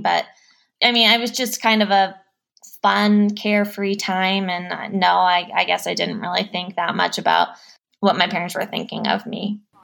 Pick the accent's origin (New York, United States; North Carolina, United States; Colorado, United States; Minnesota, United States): Colorado, United States; Denver; I grew up in Denver. I still live here